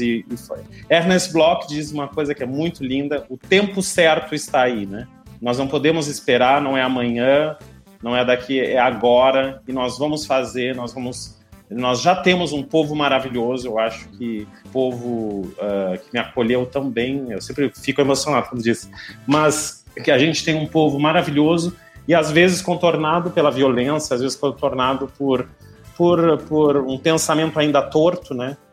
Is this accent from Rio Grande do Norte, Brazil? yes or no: no; Rio Grande do Sul, Brazil; moved away as an adult; now in Pernambuco, Brazil; Eu estou em Pernambuco, eu sou gaúcho, mas já estou há. Vai fazer 13 anos que eu já estou na Universidade Federal de Pernambuco